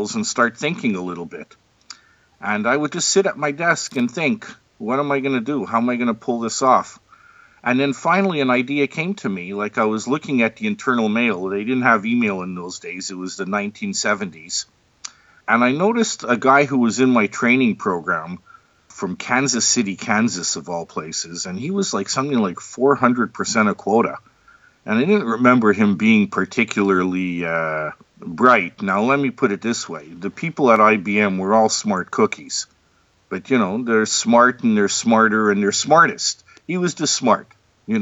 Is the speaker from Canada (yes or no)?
yes; Montreal, Quebec, Canada; I was born in Montreal, Canada